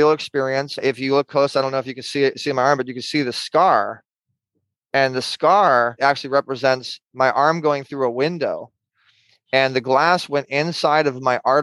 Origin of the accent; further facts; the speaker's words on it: Orange County, California, United States; I'm from Orange County.